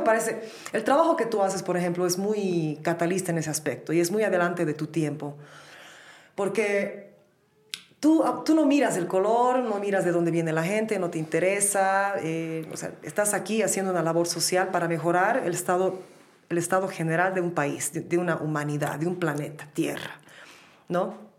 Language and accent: Spanish; Bolivia; also born or lived in United States; cuando yo crecí en Bolivia era así. Yo nací el 81 en Bolivia